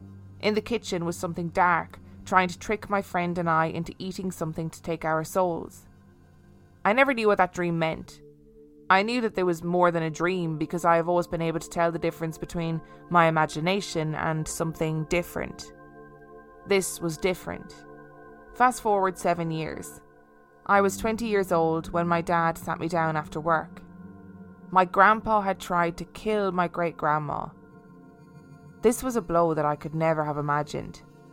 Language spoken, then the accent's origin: English; Memphis, Tennessee, United States; I grew up in Memphis, Tennessee in the US.